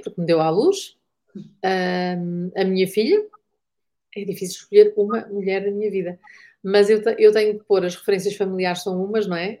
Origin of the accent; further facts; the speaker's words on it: Porto, Norte, Portugal; Eu sou do Porto